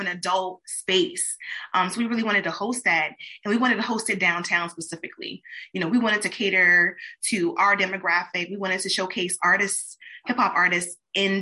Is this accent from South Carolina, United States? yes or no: yes; Mullins, South Carolina, United States; now in Charleston, United States; I'm from Mullins. So I would share this music with my people from Mullins